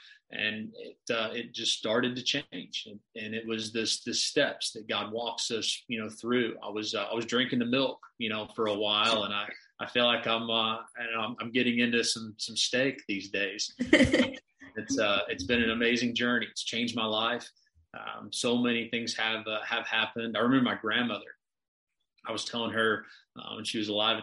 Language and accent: English; Arkansas, United States; now in Tulsa, United States; I was raised in Arkansas, live in Tulsa now